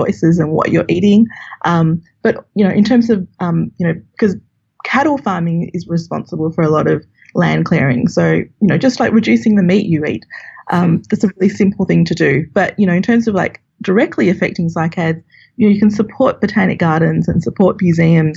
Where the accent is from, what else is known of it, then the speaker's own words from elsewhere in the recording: Australia; moved away; as you can tell from my accent, I'm from Australia